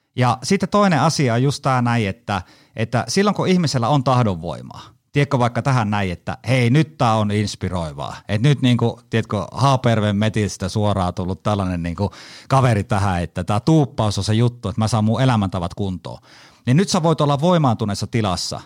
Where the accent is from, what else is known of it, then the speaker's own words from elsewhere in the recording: Haapajärvi, North Ostrobothnia, Finland; accent: Haapajärvi dialect; moved away; also born or lived in Kajaani; alun perin Haapajärveltä, eli murret tulee sieltä. Ja moni luulee mua savolaiseksi, mutta ei, kyllä mä oon Haapajärveltä